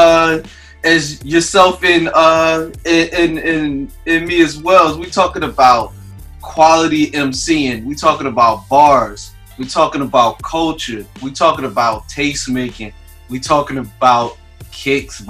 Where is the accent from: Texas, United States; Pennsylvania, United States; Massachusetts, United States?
Pennsylvania, United States; Philadelphia; moved away; I'm from Philly originally